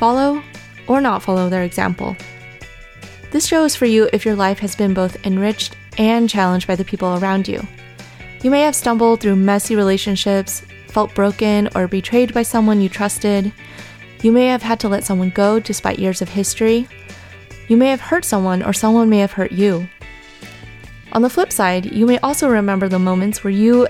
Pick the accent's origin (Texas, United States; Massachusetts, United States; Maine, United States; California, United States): California, United States; Bay Area; I'm a 31-year-old, fourth-generation Chinese-American woman who was born and raised in the Bay Area